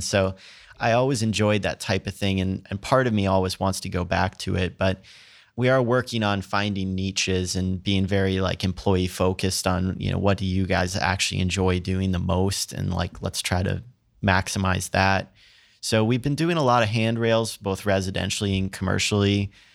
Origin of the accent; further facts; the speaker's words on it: Princeton, Minnesota, United States; moved away; also born or lived in Ohio; I actually grew up in Minnesota. I'm from a really small farm town called Princeton